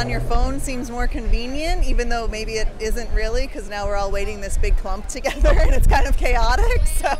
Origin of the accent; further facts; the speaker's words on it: Arlington, Virginia, United States; Arlington, Virginia.